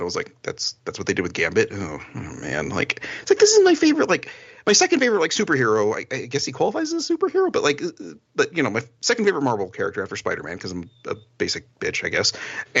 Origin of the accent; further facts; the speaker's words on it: New Jersey, United States; born there; now in New Mexico, United States; So, and I'm not even like born New Mexican. Like, I was born in New Jersey.